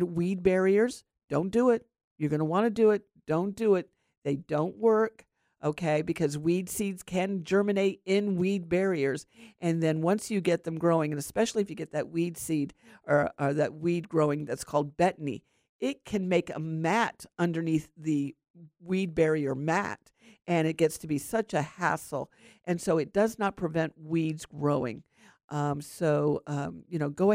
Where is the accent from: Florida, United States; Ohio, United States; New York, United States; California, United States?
Florida, United States; growing up in Florida